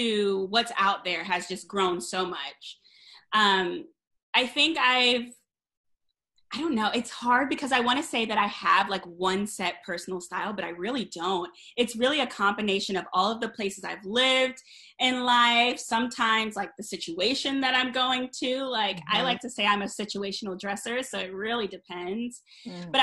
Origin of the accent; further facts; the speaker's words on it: Potomac, Maryland, United States; moved away as an adult; also born or lived in Kentucky / Washington, D.C.; now in New York, United States; So I'm originally from Kentucky, but I grew up in Potomac, Maryland